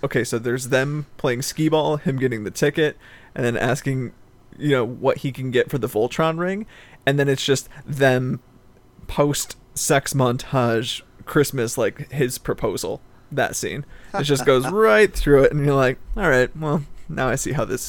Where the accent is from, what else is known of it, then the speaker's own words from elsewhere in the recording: Canada; I'm Canadian. I'm a Deadpool fan.